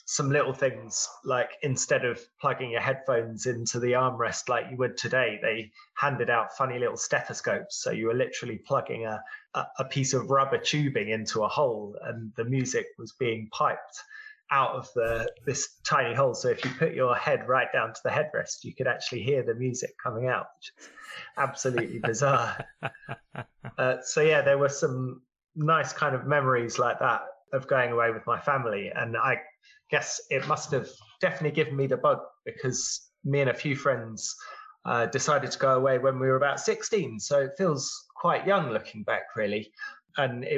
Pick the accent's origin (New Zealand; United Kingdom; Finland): United Kingdom; England; a lot of families in England, you know, we drove over to France a lot of times in the summer.